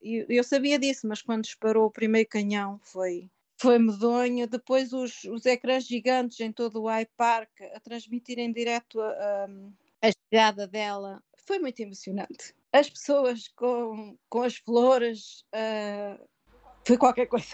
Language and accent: Portuguese; Portugal; moved away as an adult; also born or lived in Canada; now in England, United Kingdom; tenho orgulho de ser portuguesa e sinto-me na pele portuguesa